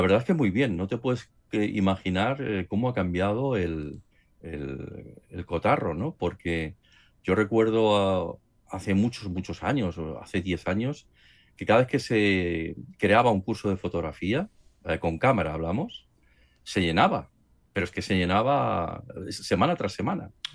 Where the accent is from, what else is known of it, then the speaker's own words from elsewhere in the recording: Barcelona, Catalonia, Spain; moved away as an adult; also born or lived in Madrid; aunque yo soy nacido aquí en Barcelona, pero como estuve trabajando en Madrid, pues al trasladarme aquí a, Barcelona